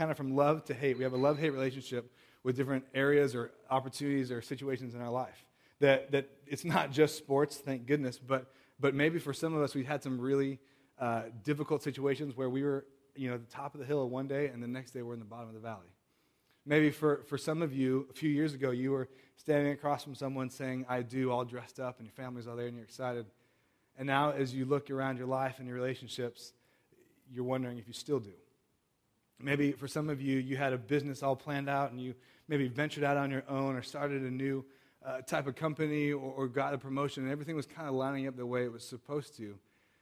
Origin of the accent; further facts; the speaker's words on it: Southern California, United States; now in Chicago, United States; I grew up in Southern California